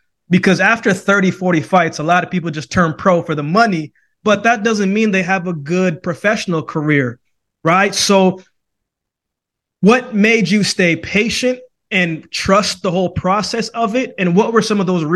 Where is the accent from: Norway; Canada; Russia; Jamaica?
Jamaica; originally I was born in Jamaica